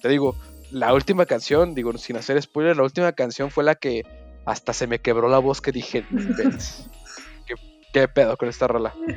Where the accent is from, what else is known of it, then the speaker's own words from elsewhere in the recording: Mexico; como hombre mexicano